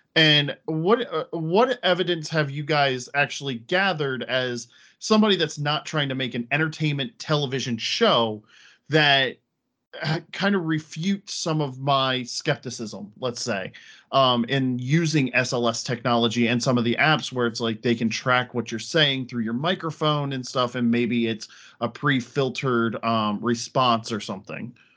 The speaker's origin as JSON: {"language": "English", "region": "Pennsylvania", "country": "United States", "moved": "as an adult", "lives_now": "Connecticut, United States", "said": "I'm originally from Pennsylvania. I moved up here actually to be with her"}